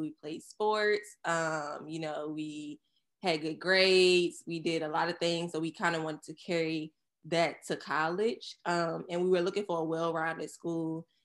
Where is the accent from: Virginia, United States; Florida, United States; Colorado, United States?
Virginia, United States; Surry County; moved away as an adult; now in New York, United States; we're from Surrey County, Virginia